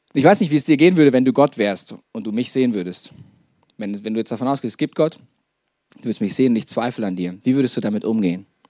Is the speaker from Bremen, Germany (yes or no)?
no; Detmold, North Rhine-Westphalia, Germany; moved away as an adult; also born or lived in Lake Starnberg, Bavaria; ich bin in Detmold aufgewachsen